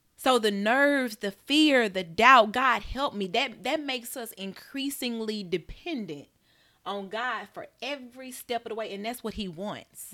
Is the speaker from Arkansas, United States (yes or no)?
no; Birmingham, Alabama, United States; I'm from Birmingham, Alabama. Grew up in a Southern Baptist church